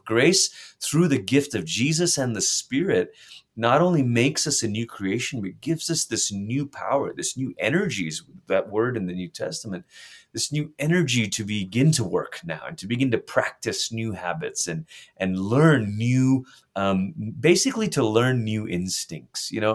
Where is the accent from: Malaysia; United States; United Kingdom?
Malaysia; moved away; I grew up in Malaysia